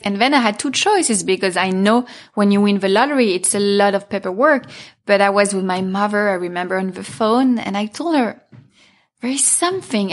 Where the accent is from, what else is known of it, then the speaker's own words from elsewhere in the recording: Paris, Île-de-France, France; moved away as an adult; also born or lived in Milan; now in Los Angeles, United States; I was born in Paris. I grew up there.